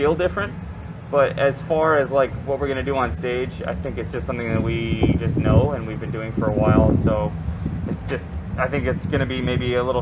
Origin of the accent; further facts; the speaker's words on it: Detroit, Michigan, United States; I'm the only one from the Motor City